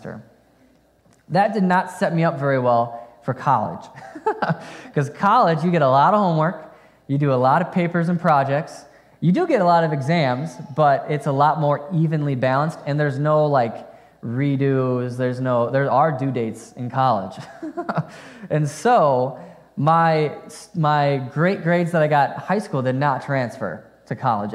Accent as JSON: {"language": "English", "town": "Fond du Lac", "region": "Wisconsin", "country": "United States", "tie": "born or raised there", "said": "I grew up in Fond du Lac, Wisconsin"}